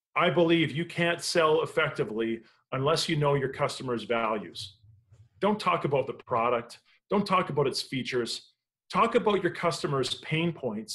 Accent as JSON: {"language": "English", "country": "Canada", "said": "I'm Canadian"}